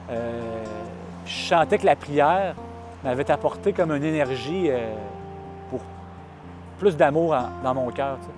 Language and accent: French; Saint-Apollinaire, Quebec, Canada; born there; Je suis né à Saint-Apollinaire, sur la rive sud.